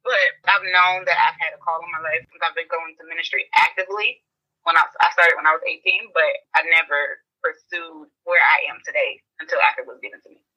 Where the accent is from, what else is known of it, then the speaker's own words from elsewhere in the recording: Augusta, Georgia, United States; now in Tallahassee, United States; I'm from originally from Augusta, Georgia, but I am living in Tallahassee, Florida currently.